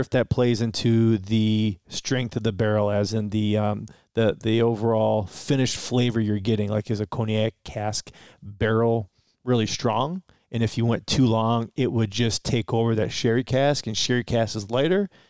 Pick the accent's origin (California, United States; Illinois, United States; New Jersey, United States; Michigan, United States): Michigan, United States; Detroit; also born or lived in Romeo, Michigan; technically we're from Romeo, but we were born in Detroit, reside in Detroit, grew up in Detroit a little bit